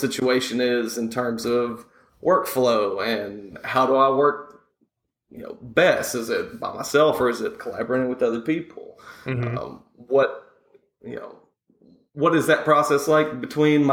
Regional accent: the South, United States; accent: Southern; also born or lived in San Francisco; now in Nashville, United States; If people are listening to my accent, they're probably saying the South as well

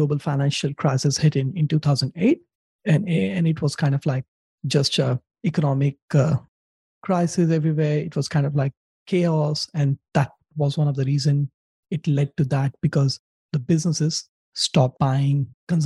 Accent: India; now in Brisbane, Australia; growing up in India

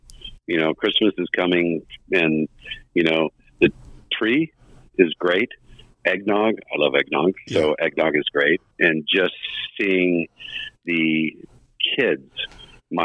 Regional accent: Southern California, United States; moved away; I grew up down in Southern California

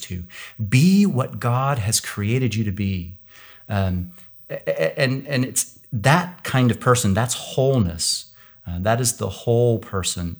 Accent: Kansas, United States; now in California, United States; I live in California now, but I grew up in Kansas

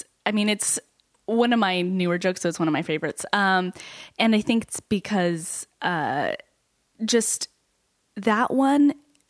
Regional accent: Utah, United States; now in New York, United States; I'm from Utah.

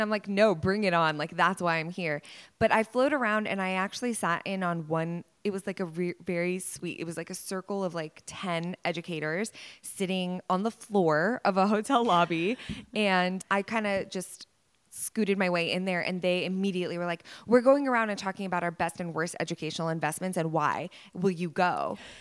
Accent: Dallas, Texas, United States; born or raised there

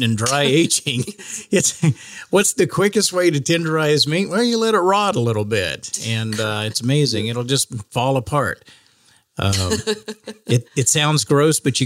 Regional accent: Oklahoma, United States; now in Kansas City, United States; I'm from Oklahoma

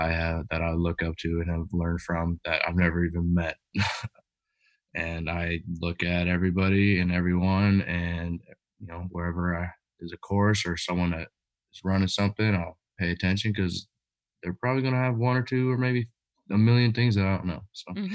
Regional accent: Washington, United States; also born or lived in California; was raised in Washington.

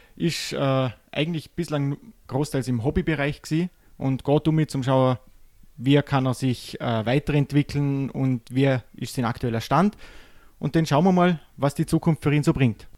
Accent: Vorarlberg, Austria; bei uns im Ländle

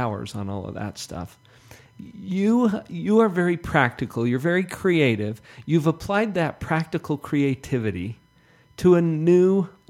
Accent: Heber City, Utah, United States; I grew up in Heber.

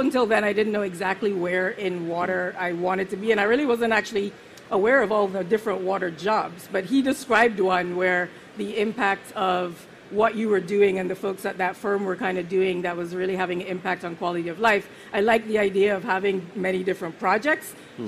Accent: Barbados; also born or lived in Jamaica / St. Vincent; I was born in Jamaica. I spent a couple years of my life, and then I moved to St. Vincent, which is a small island on the Eastern Caribbean. And then once I was, about when I was starting my schooling, I moved to Barbados

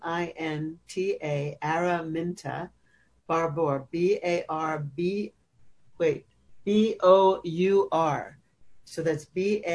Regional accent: United States; growing up as American

